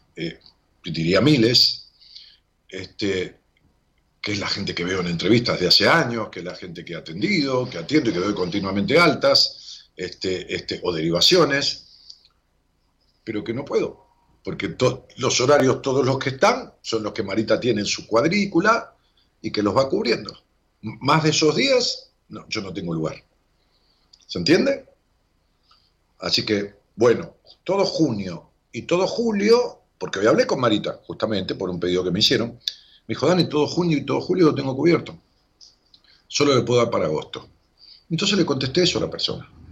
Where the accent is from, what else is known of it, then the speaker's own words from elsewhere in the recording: Ramos Mejía, Buenos Aires Province, Argentina; yo nací pegado en Ramos Mejía, pegado a una localidad que se llama Ingeniero.